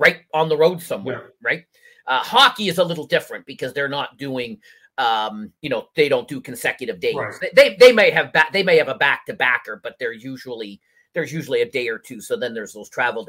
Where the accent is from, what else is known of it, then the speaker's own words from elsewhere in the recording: Canada; I'm Canadian. People that know me know I'm Canadian